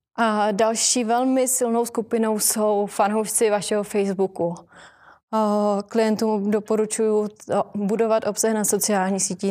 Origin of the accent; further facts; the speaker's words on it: Ostrava, Moravian-Silesian Region, Czechia; now in Prague, Czech Republic; žiju v Praze, že jako často cestuju do Ostravy, protože jsem z Ostravy